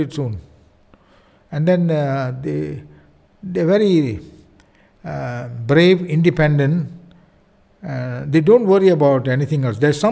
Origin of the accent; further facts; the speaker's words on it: India; I'm an Indian